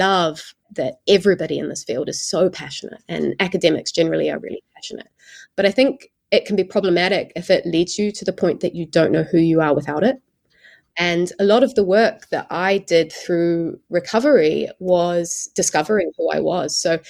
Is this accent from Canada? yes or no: no; New Zealand; moved away; I came across from New Zealand.